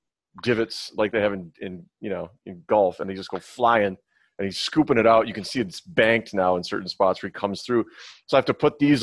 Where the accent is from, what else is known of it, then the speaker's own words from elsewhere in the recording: Midwest, United States; moved away; I come from the Midwest where lawn of the week was a big deal